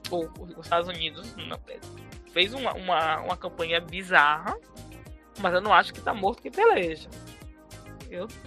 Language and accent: Portuguese; Northeast Region, Brazil; porque a gente é do Nordeste.